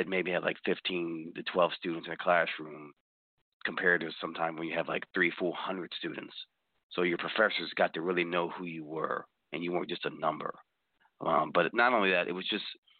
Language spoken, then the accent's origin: English; Delaware, United States; also born or lived in Illinois; I'm from Delaware